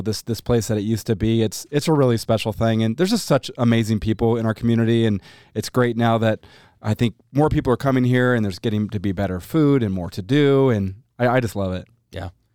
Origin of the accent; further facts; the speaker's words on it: Boise, Idaho, United States; we uh, moved to Boise when I was two years old. I'm 42 now. So I, I've been here for 40 years here in Boise